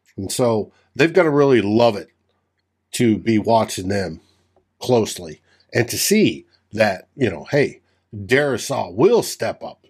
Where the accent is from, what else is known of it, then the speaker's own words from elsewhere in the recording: New Mexico, United States; I grew up in New Mexico